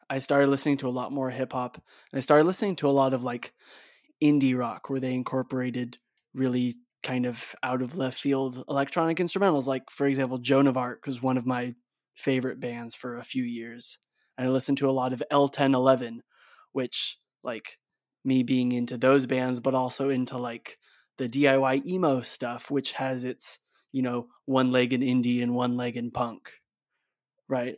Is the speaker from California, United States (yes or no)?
yes; Bay Area, California, United States; also born or lived in Salt Lake City, Utah; my sister and I, like, were born in Salt Lake City, but we grew up in the Bay Area in California.